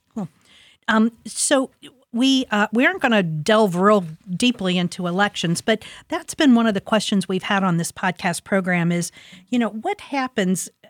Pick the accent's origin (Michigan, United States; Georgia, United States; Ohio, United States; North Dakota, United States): Ohio, United States; Columbus; I'm a product of Linden. I grew up in Linden. I was born in Linden, went to school in Linden